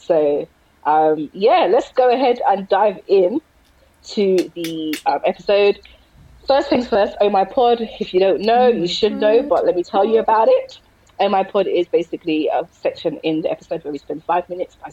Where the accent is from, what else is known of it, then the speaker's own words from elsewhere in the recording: London, United Kingdom; I'm from South London